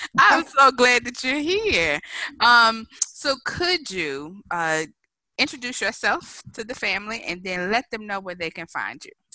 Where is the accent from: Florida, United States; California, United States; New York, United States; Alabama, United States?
Alabama, United States; Mobile; my hometown of Mobile, Alabama